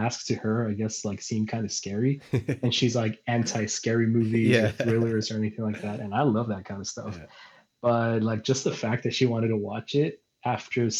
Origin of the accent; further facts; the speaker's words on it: El Paso, Texas, United States; now in San Diego, United States; I'm from El Paso